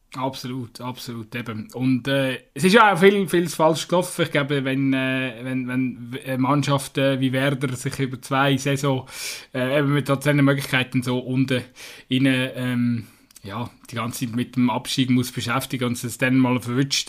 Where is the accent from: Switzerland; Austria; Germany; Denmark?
Switzerland; wir uns als Schweizer